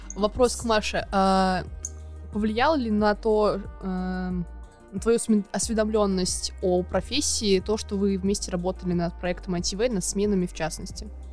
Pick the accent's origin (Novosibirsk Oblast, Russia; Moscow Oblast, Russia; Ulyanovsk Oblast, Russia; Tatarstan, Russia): Ulyanovsk Oblast, Russia; Ulyanovsk; now in Moscow, Russia; я тоже из Ульяновска. Вот, переехал год назад.